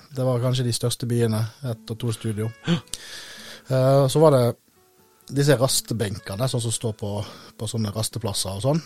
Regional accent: Øystese, Vestland, Norway; also born or lived in Vestfold coast; now in Vestfold, Norway; jeg er fra Øystese i Hardanger

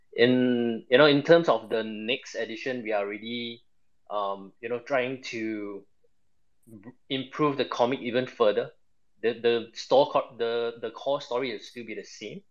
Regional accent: Singapore; I'm from Singapore

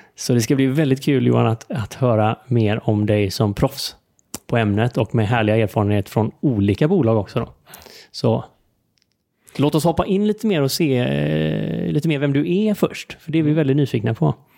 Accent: Sweden; vi som svenskar

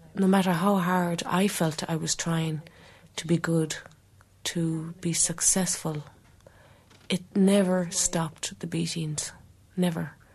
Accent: Ireland; also born or lived in England; she came to Ireland

